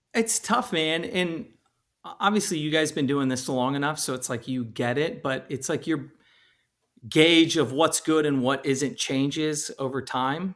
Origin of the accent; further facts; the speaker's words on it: California, United States; I'm originally from California